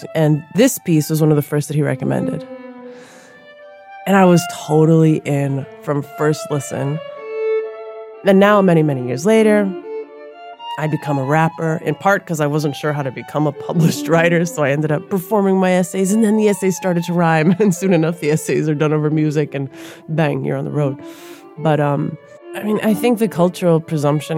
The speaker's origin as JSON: {"language": "English", "town": "Minneapolis", "region": "Minnesota", "country": "United States", "tie": "born or raised there", "said": "I grew up in South Minneapolis"}